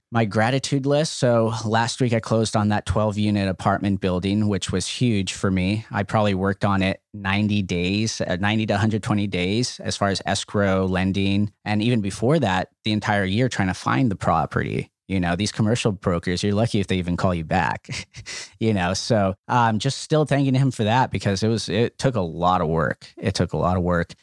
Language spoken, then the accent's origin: English; Los Angeles, California, United States; we grew up in El Sereno, uh, which is now a very hot market in Los Angeles